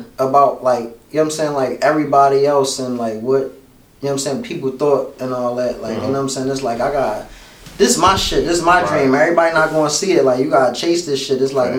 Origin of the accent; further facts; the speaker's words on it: Philadelphia, Pennsylvania, United States; I'm from South Philly, born and raised.